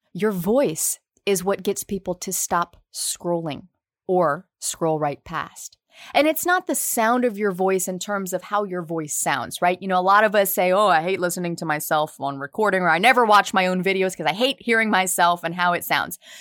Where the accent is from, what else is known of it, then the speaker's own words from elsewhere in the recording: right outside of New Orleans, Louisiana, United States; accent: Southern; I'm from the South, born and raised right outside of New Orleans